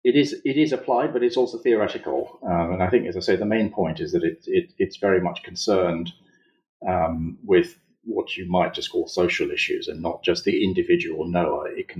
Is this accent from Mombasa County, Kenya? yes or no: yes; Mombasa, Mombasa County, Kenya; born there; So I was born in Mombasa in Kenya, and I was raised by a mother who was a devout Ismaili Muslim and a father who was a devout Marxist.